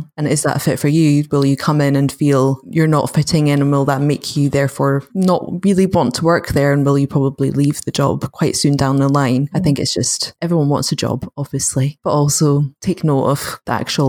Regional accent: United Kingdom; we're British stereotype of being very overly polite

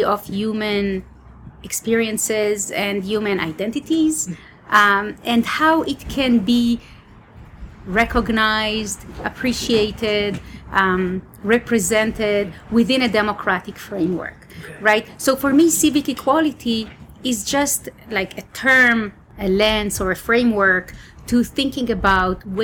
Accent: Israel; moved away as an adult; Israel, my home country.

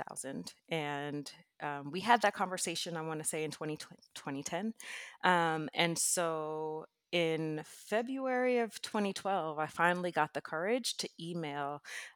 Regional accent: New York City, New York, United States; I grew up in New York City

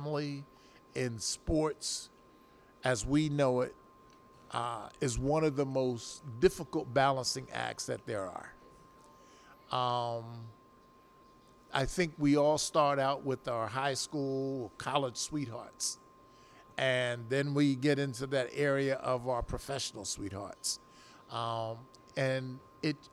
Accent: Philadelphia, Pennsylvania, United States; I was from South Philadelphia

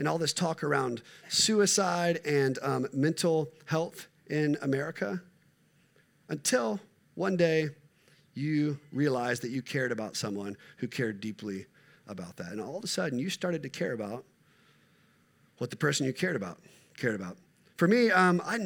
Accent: United States; I am an American middle-class white male

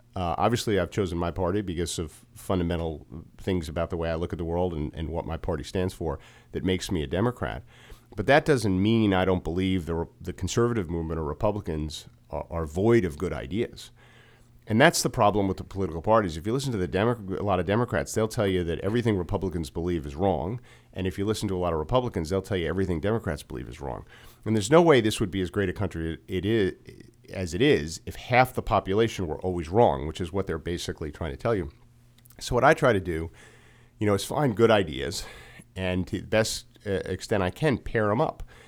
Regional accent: New Jersey, United States; moved away as an adult; also born or lived in New York City; now in Montgomery County, Maryland, United States; I'm from New Jersey originally. I grew up in, uh, North Jersey, uh, right outside New York City near Giant Stadium.

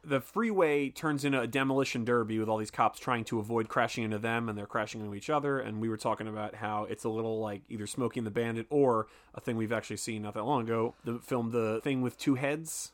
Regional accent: Philadelphia, Pennsylvania, United States; I'm from Philadelphia

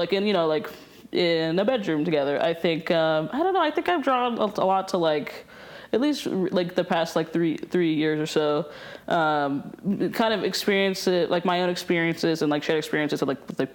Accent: Chattanooga, Tennessee, United States; moved away as an adult; also born or lived in Chicago; now in Helena, United States; growing up in Chattanooga

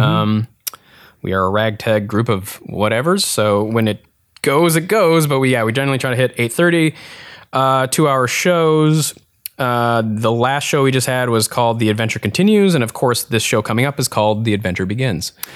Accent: Eau Claire, Wisconsin, United States; I mainly grew up in a place called Eau Claire, Wisconsin

